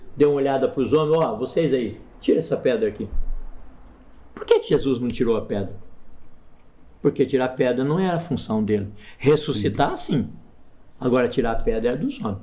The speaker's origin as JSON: {"language": "Portuguese", "town": "Maringá", "region": "Paraná", "country": "Brazil", "tie": "born or raised there", "also_born_or_lived": "Montes Claros, Minas Gerais / Osasco", "moved": "as an adult", "lives_now": "Campinas, Brazil", "said": "Eu sou de Maringá, norte do Paraná. Foi lá que eu me converti aos 22 anos de idade"}